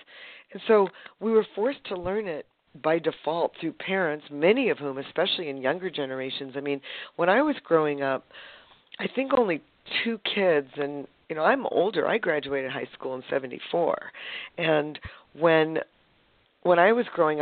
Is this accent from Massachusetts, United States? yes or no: yes; Boston, Massachusetts, United States; moved away as an adult; also born or lived in San Francisco Bay Area, California / northern Vermont; now in San Diego, United States; I grew up in Boston.